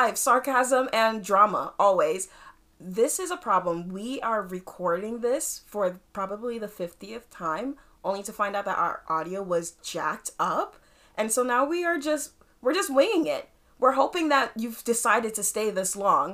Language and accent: English; Long Island, New York, United States; accent: Long Island; also born or lived in Haiti; the Haitian and the Long Island in me